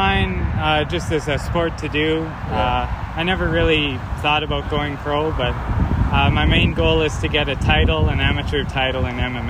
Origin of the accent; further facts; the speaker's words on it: Saskatchewan, Canada; I'm from Saskatchewan, Canada, small town. I train in Yorkton Martial Arts.